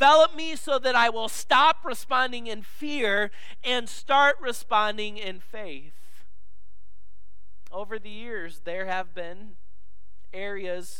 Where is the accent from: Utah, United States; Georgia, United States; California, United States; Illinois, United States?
Illinois, United States; moved away; the church I grew up in Illinois